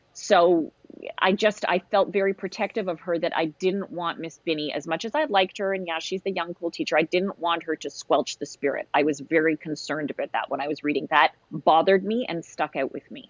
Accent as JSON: {"language": "English", "country": "Canada"}